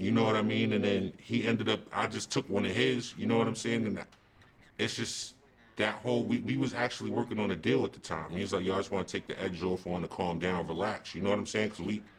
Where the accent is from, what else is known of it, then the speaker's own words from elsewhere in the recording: East Coast, United States; I'm from the East Coast.